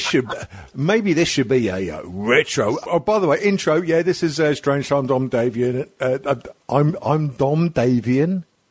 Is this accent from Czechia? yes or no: no; Scotland, United Kingdom; We're all Scottish.